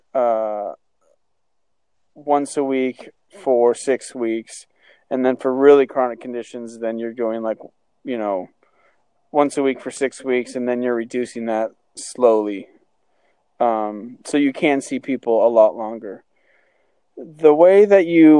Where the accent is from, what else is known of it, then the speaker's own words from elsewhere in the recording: Albany, Oregon, United States; I grew up in Albany, Oregon